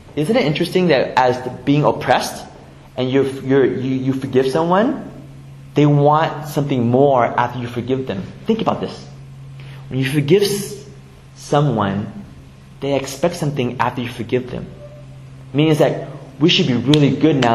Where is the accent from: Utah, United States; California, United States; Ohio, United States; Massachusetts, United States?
California, United States; San Jose; I grew up here in the Bay Area, grew up in San Jose on the east side my whole life